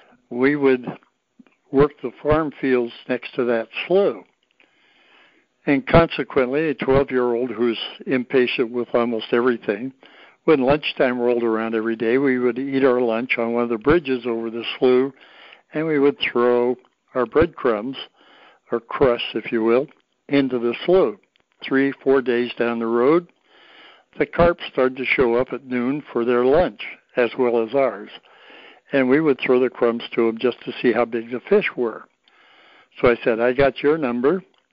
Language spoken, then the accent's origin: English; Oregon, United States; But I grew up fishing in Oregon